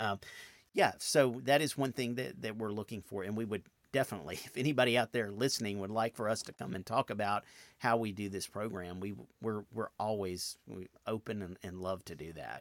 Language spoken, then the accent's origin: English; outside Nashville, Tennessee, United States; now in Memphis, United States; I grew up outside Nashville in nineteen seventy-eight